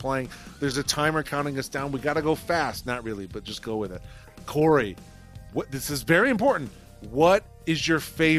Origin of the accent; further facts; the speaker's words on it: Toledo, Ohio, United States; I am proudly from Toledo, Ohio, and I wish I was from Philadelphia.